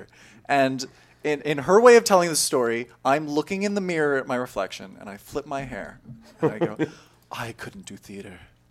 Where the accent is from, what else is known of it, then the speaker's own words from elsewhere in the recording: San Rafael, California, United States; also born or lived in Novato, California; I was born and raised in San Rafael, California